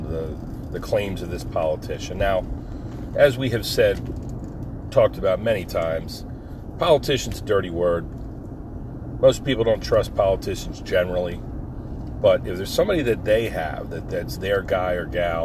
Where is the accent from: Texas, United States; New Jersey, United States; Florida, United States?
New Jersey, United States; moved away; my buddies I grew up with in Jersey